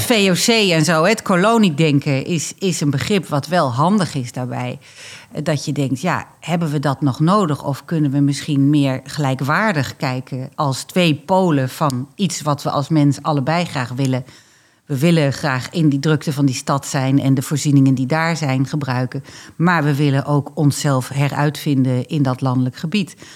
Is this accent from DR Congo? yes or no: no; Drenthe, Netherlands; also born or lived in Groningen, Netherlands (born); Mag ik als Drent wel zeggen